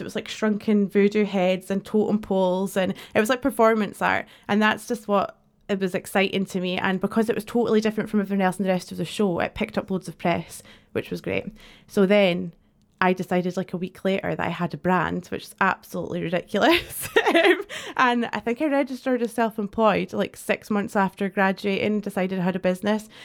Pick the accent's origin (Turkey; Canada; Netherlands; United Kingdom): United Kingdom; Dundee, Scotland; moved away as an adult; also born or lived in Edinburgh; I'm from Dundee originally